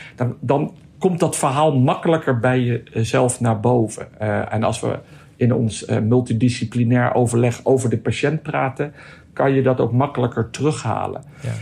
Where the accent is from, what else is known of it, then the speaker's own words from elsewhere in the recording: Netherlands; als Nederlander